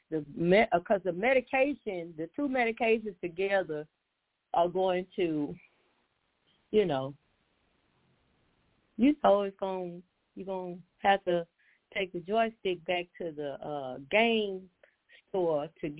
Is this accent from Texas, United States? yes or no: yes; Atlanta, Texas, United States; We were living in Atlanta, Texas.